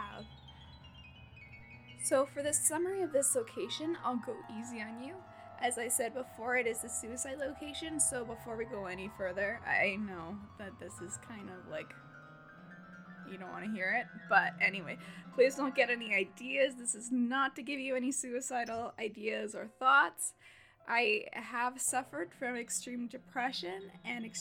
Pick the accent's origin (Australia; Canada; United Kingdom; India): Canada; I'm Canadian, so we do kilometers.